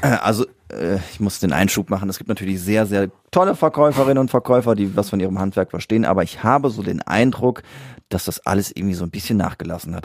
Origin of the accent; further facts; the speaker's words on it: Siegen, North Rhine-Westphalia, Germany; da wo ich geboren bin in der Stadt, in Siegen